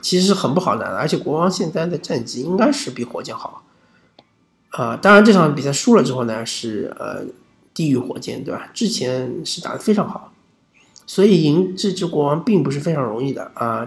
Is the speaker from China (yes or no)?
yes; China; 我们中国人